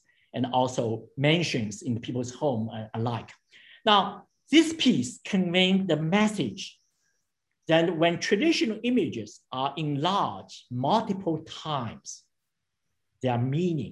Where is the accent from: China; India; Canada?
China; Shanghai; now in United States; I was born in Shanghai, but my father came from Ningbo, my mother came from Suzhou